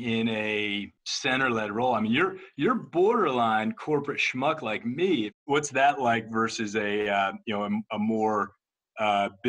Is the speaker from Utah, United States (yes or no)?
no; Ohio, United States; I am from the Midwest, from a couple states over in Ohio